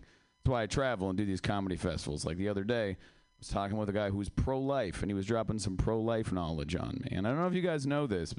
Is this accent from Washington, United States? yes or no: yes; Seattle, Washington, United States; I am from Seattle